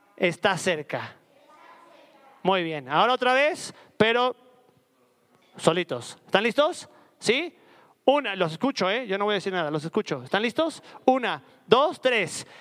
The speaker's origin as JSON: {"language": "Spanish", "region": "Puebla", "country": "Mexico", "said": "En mi, en mi tierra le dicen jarrito de amozoc"}